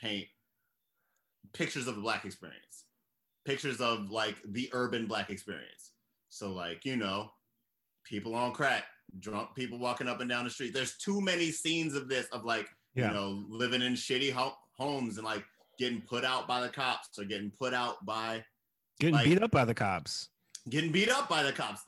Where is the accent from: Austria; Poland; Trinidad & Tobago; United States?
United States; Baltimore, Maryland; I'm from Baltimore, Maryland. That's a city that's 70% black. I went to county schools